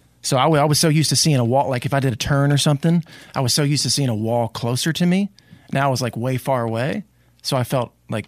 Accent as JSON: {"language": "English", "region": "Delaware", "country": "United States", "tie": "born or raised there", "said": "See, I grew up in Delaware. We have the University of Delaware Blue Hens."}